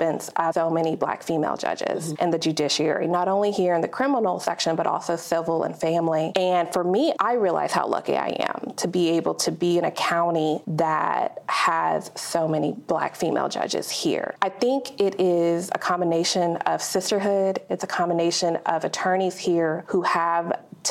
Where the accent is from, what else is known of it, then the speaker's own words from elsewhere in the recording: Dallas, Texas, United States; I'm born and raised in Dallas, Texas